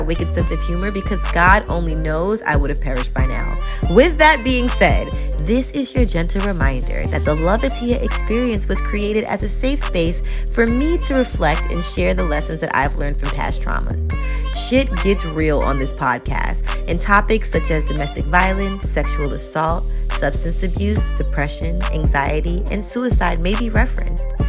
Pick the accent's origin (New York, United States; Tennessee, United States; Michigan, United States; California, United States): New York, United States; New York City; moved away as an adult; I grew up in Queens, New York